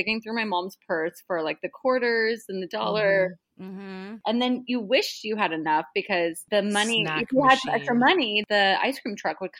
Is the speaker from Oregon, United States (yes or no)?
yes; Oregon, United States; So when my father was arrested, we grew up really poor in Felony Flats.